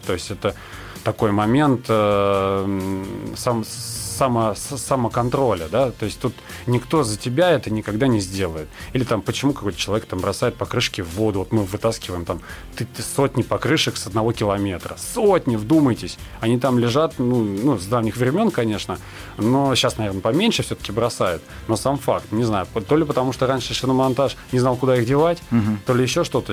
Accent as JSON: {"language": "Russian", "town": "Nakhabino", "region": "Moscow Oblast", "country": "Russia", "tie": "born or raised there", "said": "я, допустим, вырос в Нахабино, я продолжаю там жить жить, работать"}